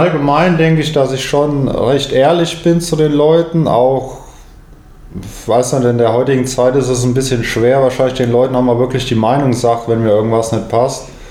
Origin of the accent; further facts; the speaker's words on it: Frankfurt, Hesse, Germany; in Frankfurt, was ja mehr oder weniger meine Heimatstadt ist